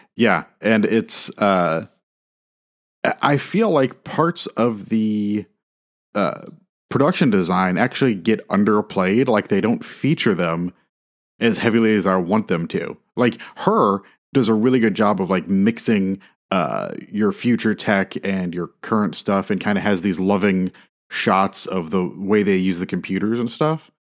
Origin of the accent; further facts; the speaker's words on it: Midwest, United States; as a Midwesterner